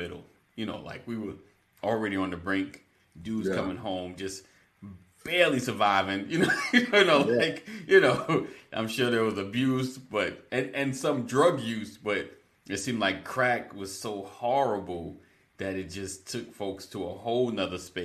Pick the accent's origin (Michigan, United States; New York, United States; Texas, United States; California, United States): New York, United States; growing up in New York